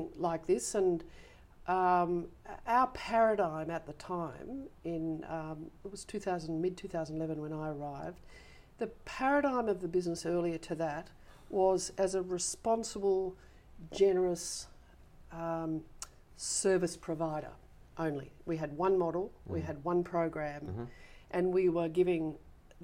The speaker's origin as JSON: {"language": "English", "town": "Sydney", "region": "New South Wales", "country": "Australia", "tie": "born or raised there", "said": "I was actually born in Manly"}